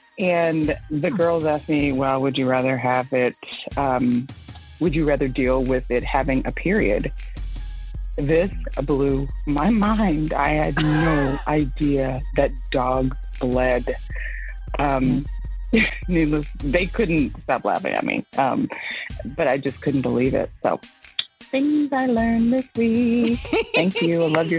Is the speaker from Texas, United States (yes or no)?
yes; Texas, United States; now in Minneapolis, United States; I'm originally from Texas and I grew up around a lot of animals.